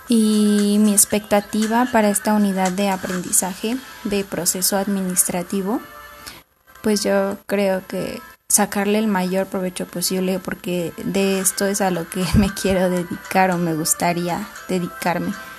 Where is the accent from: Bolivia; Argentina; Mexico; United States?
Mexico; Atlacomulco, State of Mexico; Soy nacida en Atlacomulco. Actualmente vivo en una comunidad que se llama San Pedro del Rosal, perteneciente al mismo municipio.